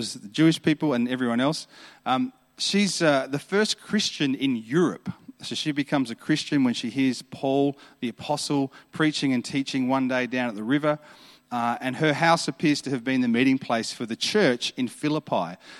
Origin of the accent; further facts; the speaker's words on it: Adelaide, South Australia, Australia; I'm from Adelaide, so Adelaide's a beautiful city.